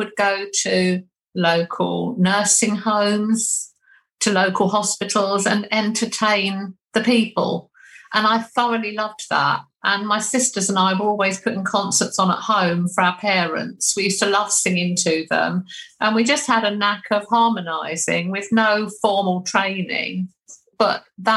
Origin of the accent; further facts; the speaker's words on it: Haywards Heath, South East England, United Kingdom; I was born in Haywards Heath, which is also in Sussex